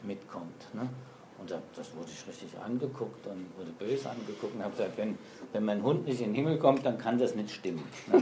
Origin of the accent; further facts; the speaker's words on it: Saarland, Germany; moved away as an adult; also born or lived in Frankfurt / Mainz / Berlin; Also ich bin im Saarland geboren und bin auch heute noch bekennender Saarländer